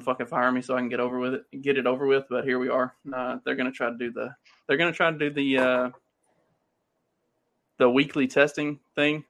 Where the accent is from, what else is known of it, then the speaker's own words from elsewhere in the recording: the South, United States; accent: Southern; also born or lived in New Jersey / Pennsylvania; I'm from the South